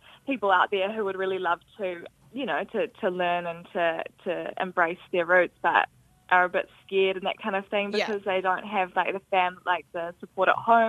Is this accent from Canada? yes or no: no; Auckland, New Zealand; I grew up in Auckland with my family